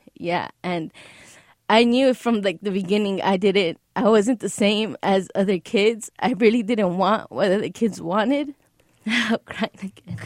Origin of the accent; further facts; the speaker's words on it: Los Angeles, California, United States; also born or lived in Beverly Hills; I was raised, I was born in L A, but raised in the Valley.